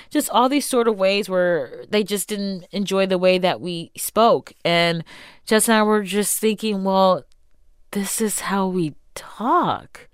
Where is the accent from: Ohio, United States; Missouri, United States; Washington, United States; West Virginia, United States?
Ohio, United States; Shaker Heights; also born or lived in Solon, Ohio; I grew up in Baffer Heights and then moved to Solent